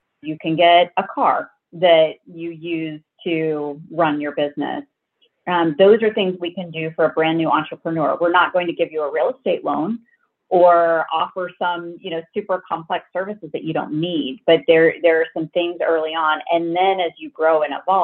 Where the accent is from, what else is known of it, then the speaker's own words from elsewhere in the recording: Kansas, United States; moved away; I grew up in Kansas, so I went to Kansas State University